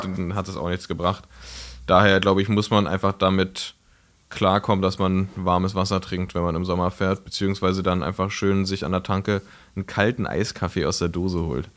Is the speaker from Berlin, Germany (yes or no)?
yes; Berlin, Germany; ich bin ja in Frohnau aufgewachsen, ja. in Reinickendorf